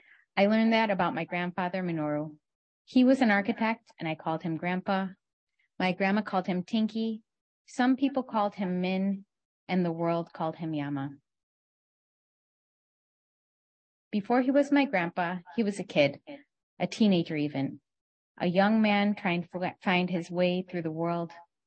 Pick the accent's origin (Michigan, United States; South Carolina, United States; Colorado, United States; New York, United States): Michigan, United States; growing up in Michigan at that time in the 1980s